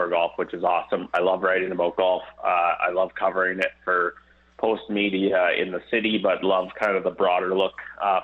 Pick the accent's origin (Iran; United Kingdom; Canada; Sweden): Canada; Cochrane, Alberta; it's my hometown